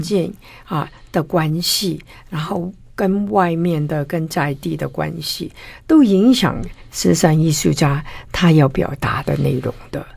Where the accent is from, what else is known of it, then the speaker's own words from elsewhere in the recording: Guangdong, China; now in Taiwan; 我们广东人就不懂这个